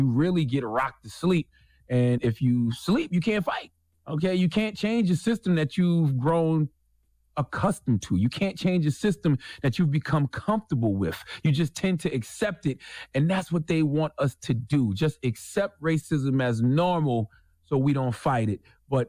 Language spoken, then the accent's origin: English; Moncks Corner, South Carolina, United States; I grew up in South Carolina, Monk's Corner to be exact, on a dirt road, 843, what's happening, okay?